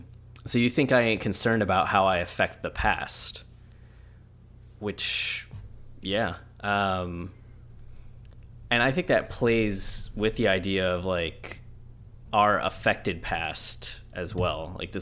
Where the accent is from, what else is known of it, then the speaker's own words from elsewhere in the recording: the South, United States; look, I'm from the South.